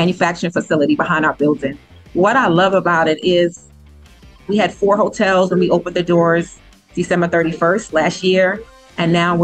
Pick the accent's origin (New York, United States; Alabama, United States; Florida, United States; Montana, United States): New York, United States; moved away; I'm originally from New York